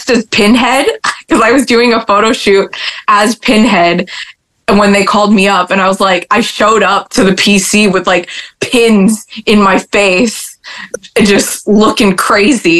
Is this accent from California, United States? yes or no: yes; California, United States; now in Florida, United States; I grew up in California